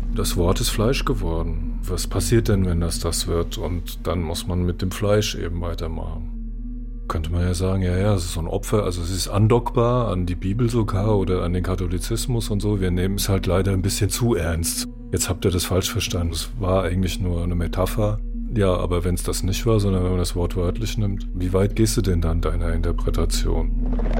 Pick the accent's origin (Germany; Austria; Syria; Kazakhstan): Germany; Frankfurt am Main, Hesse; Ich bin 61 geboren in Frankfurt am Main